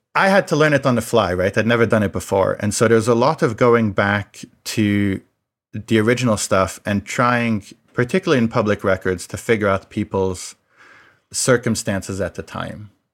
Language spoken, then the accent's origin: English; France; I grew up in France